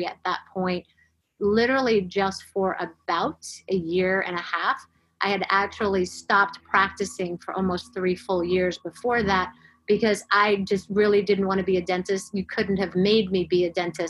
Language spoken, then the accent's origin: English; Florida, United States; moved away as an adult; also born or lived in Atlanta, Georgia; I grew up in Florida, went to school in Florida